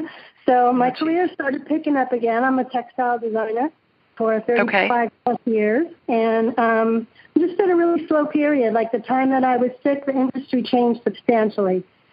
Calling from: San Jose, California, United States; I'm calling from San Jose, California.

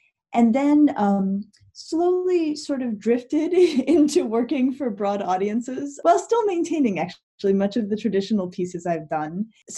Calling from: Shaker Heights, Ohio, United States

